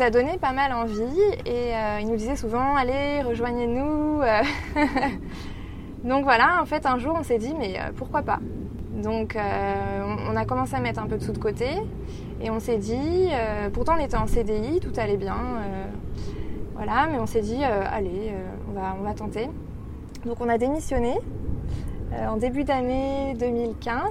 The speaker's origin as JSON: {"language": "French", "town": "Paris", "region": "Île-de-France", "country": "France", "accent": "French", "moved": "as an adult", "lives_now": "Sydney, Australia", "said": "je viens de Paris et ça fait euh, trois ans que je suis euh, à Sydney"}